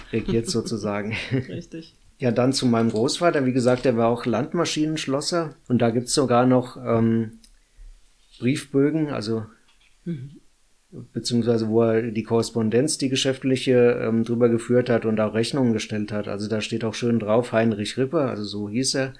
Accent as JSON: {"language": "German", "town": "Runkel", "region": "Hesse", "country": "Germany", "tie": "born or raised there", "said": "natürlich bin ich hier in Runkel geboren, also in Hessen geboren. Und ähm, das ist natürlich meine Heimat."}